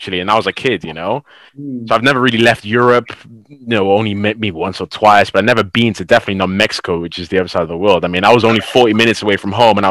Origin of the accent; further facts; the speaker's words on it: Cardiff, Wales, United Kingdom; also born or lived in Bristol; My hometown is Cardiff, which is only like 40 minutes away